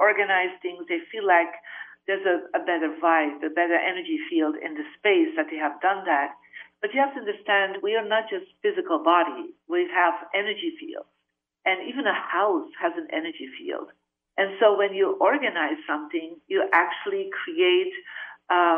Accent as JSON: {"language": "English", "country": "Belgium", "moved": "yes", "said": "I'm originally from Belgium"}